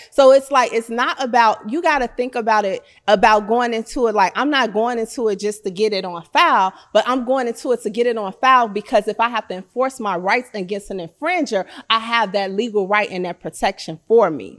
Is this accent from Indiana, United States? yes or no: no; Chicago, Illinois, United States; I'm from Chicago